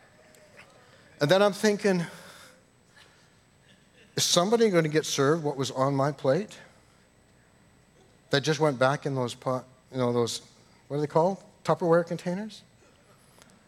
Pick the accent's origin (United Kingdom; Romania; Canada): Canada; I grew up in the United Church in Canada